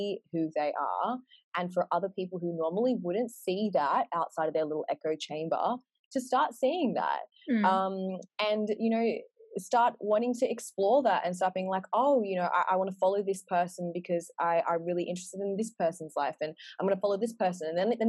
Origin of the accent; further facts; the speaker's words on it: Australia; when we were growing up in Australia, like there wasn't anyone other than just like the pretty blonde, blue-eyed girls.